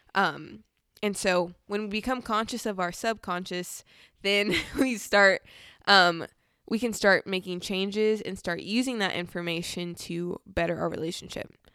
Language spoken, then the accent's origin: English; Southern California, United States; I'm from Southern California, very fast pace